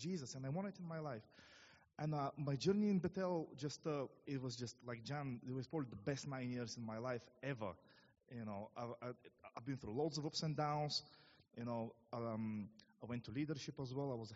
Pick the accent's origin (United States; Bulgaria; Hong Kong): Bulgaria; moved away as an adult; now in England; for those of you who wonder what my accent is, I'm from Bulgaria. I came nearly 9 years ago now to England.